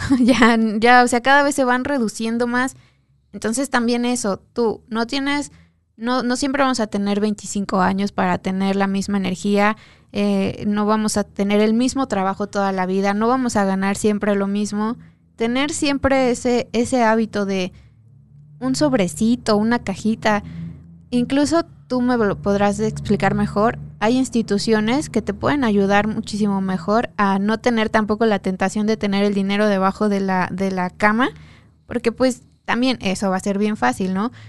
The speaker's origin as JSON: {"language": "Spanish", "country": "Mexico", "said": "como mexicanos"}